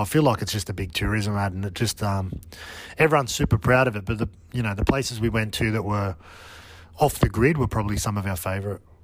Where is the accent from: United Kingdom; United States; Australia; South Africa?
Australia; growing up in Australia